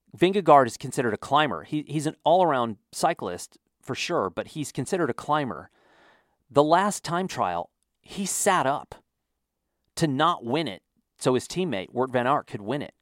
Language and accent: English; Wyoming, United States; also born or lived in Texas; now in New Mexico, United States; I grew up in Wyoming